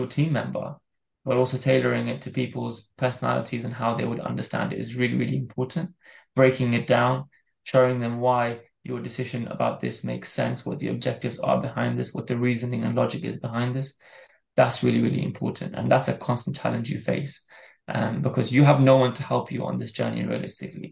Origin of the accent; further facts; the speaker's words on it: Dubai, United Arab Emirates; I grew up in Dubai in a Muslim country